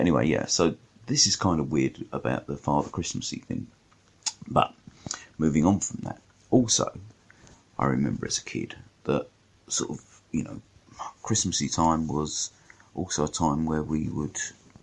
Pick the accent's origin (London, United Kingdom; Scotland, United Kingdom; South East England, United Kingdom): London, United Kingdom; I'm a Londoner